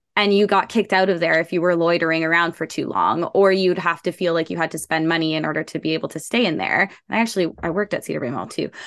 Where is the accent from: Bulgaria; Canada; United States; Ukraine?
Canada; Toronto, Ontario; I grew up in Scarborough um, like in the heart of Scarborough, Markham